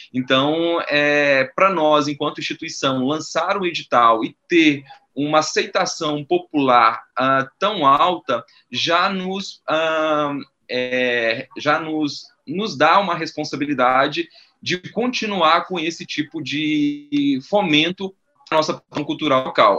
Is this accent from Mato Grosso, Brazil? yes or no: no; Minas Gerais, Brazil; moved away as an adult; now in Amapá, Brazil; eu sou natural de Minas Gerais. Eu moro no Amapá há 10 anos